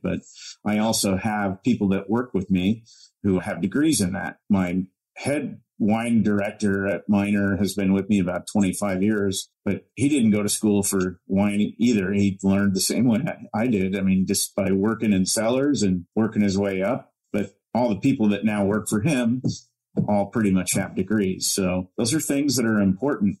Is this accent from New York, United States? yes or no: no; Illinois, United States; moved away; grew up in cornfields in Illinois, but I was never a farmer